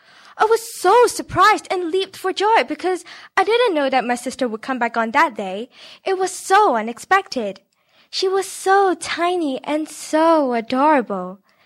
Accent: Hong Kong; especially growing up in Hong Kong. People don't have the energy and space to have the second kid. I was also once the only child in my family

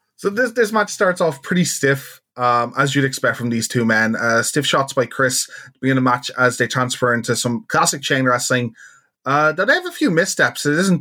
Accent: Ireland; as an Irishman

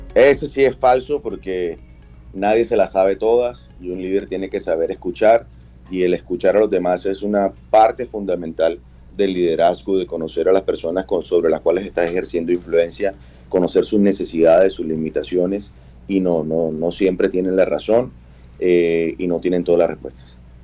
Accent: Barranquilla, Atlántico, Colombia; la identidad cultural que nos da a nosotros como barranquilleros

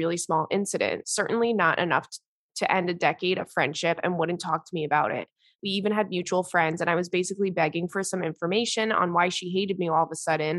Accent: Brooklyn, New York, United States; I'm from Brooklyn and my family is loud and makes fun of each other from a place of love, of course.

